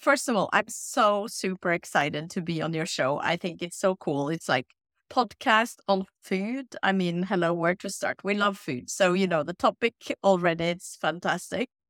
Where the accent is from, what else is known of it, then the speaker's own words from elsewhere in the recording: Oslo, Norway; moved away as an adult; also born or lived in United States / Tunisia / France / Trinidad and Tobago; I grew up in Oslo, uh, with my mom